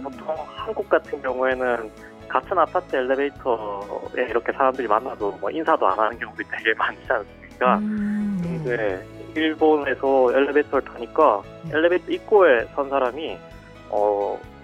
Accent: Busan, South Korea; moved away as an adult; now in Fukuoka, Japan; 저는 한국 부산에서 온

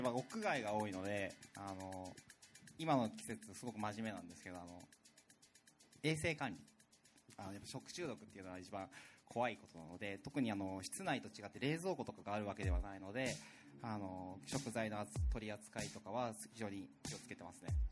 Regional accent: Itoshima, Fukuoka, Japan; moved away as an adult; also born or lived in Tokyo; now in Fukuoka, Japan; 僕はあの出身が糸島なんですね

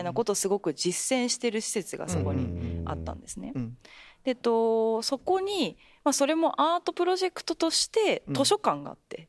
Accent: Japan; 私はまあ全然日本出身

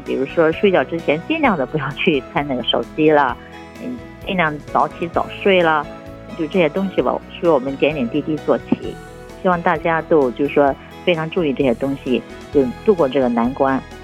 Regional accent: northern China, China; moved away as an adult; now in Japan; 我是来自咱们中国的北方，北方呢就吃饭的时候一般是那个热水或者热汤什么的

